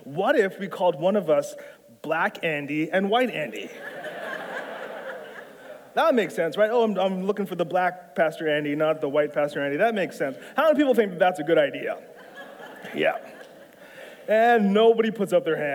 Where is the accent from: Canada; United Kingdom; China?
Canada; Toronto, Ontario; also born or lived in Etobicoke / Aurora; I'm not American. I'm from Canada. I grew up in South Central Scarborough.